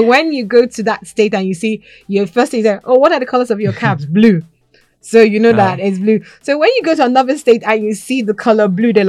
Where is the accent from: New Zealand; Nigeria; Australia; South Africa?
Nigeria; South West; also born or lived in Ghana; I grew up more in Nigeria than I grew up in Ghana.